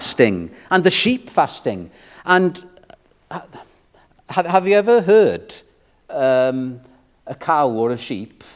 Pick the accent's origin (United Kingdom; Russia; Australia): United Kingdom; Wales; I'm a Welshman